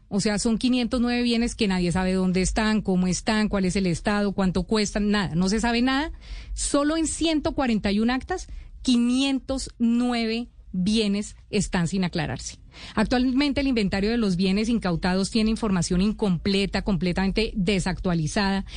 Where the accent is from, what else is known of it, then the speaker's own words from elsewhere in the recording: Colombia; como colombiano